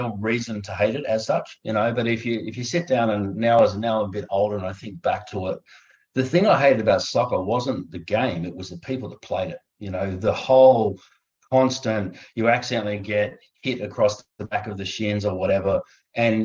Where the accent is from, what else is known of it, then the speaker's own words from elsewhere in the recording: Australia; being an Australian